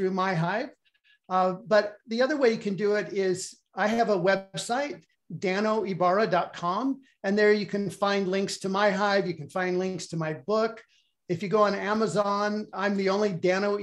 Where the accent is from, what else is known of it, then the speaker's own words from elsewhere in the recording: Bend, Oregon, United States; I grew up in Bend, Oregon